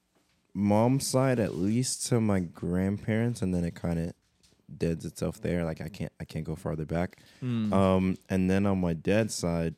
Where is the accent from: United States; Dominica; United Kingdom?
United States; New York City, New York; growing up in New York my whole life